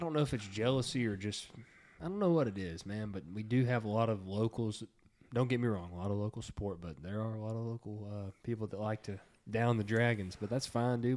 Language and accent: English; Texas, United States; we're from Texas